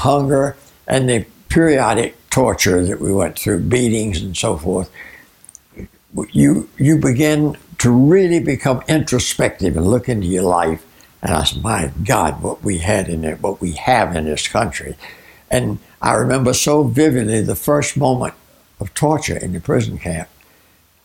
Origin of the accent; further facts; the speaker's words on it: Virginia, United States; moved away as an adult; now in Arizona, United States; As an American raised in Virginia